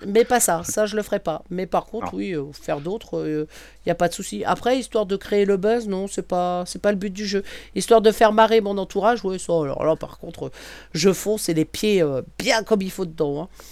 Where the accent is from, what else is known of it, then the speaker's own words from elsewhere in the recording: Brittany, France; je suis bretonne